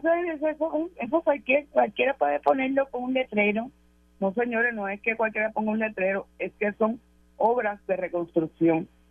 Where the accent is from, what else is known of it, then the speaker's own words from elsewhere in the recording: Bayamón, Puerto Rico; yo soy de Bayamón